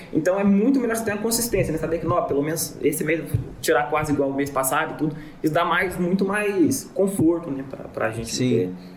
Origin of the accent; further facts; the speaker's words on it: Divinópolis, Minas Gerais, Brazil; Sou de Divinópolis aqui, em Minas